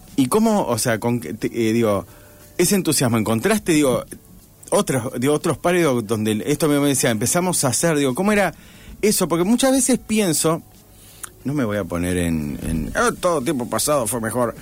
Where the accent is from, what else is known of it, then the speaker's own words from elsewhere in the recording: Rosario, Santa Fe, Argentina; yo soy rosarino puro y duro